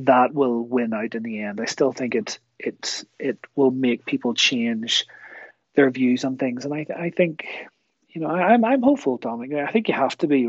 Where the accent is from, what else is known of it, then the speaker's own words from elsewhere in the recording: Kilkeel, Northern Ireland, United Kingdom; moved away as an adult; also born or lived in Newry / Newcastle, County Down / Belfast; now in Canada; I grew up, I was born in Newry, and I grew up sort of Kilkeel area, sort of South Down